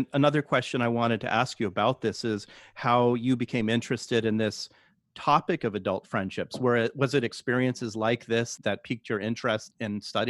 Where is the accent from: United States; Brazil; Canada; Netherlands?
United States; Palo Alto, California; I'm from Palo Alto. I know what Silicon Valley is like.